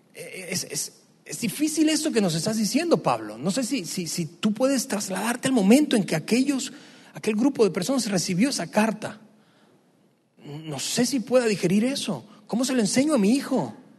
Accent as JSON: {"language": "Spanish", "country": "Venezuela", "tie": "born or raised there", "moved": "yes", "said": "mi país de origen, Venezuela. En el tiempo que yo crecí, más del 95% de las personas eran católicas"}